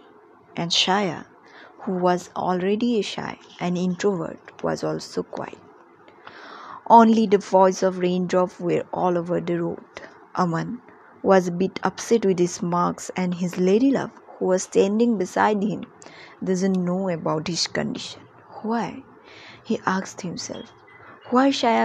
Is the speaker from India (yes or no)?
yes; India; from India